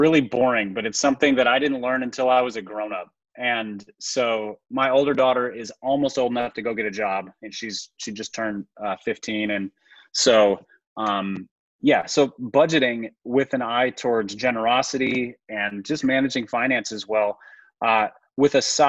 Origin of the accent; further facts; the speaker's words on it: Minnesota, United States; And then lastly, as a Minnesotan, you will appreciate this.